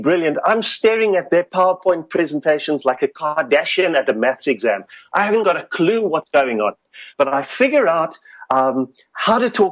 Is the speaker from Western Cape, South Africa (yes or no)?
yes; Cape Town, Western Cape, South Africa; I grew up in Goodwood, working class Cape Town